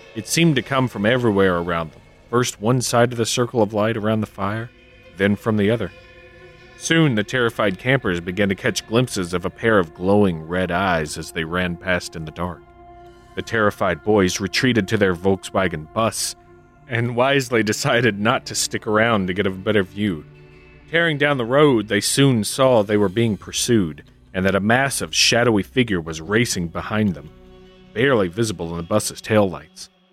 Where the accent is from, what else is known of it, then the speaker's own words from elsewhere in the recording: Kentucky, United States; my home state, my old Kentucky home. That's right, Kentucky